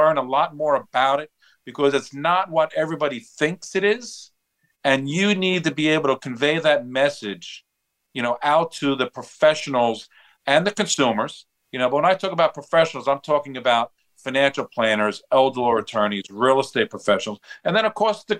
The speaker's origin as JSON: {"language": "English", "area": "Long Island", "region": "New York", "country": "United States", "tie": "born or raised there", "said": "I'm born and raised on Long Island."}